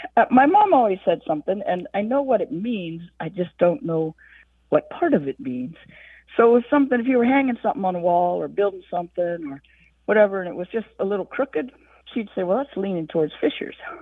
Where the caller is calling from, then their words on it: South Carolina, United States; I'm calling from South Carolina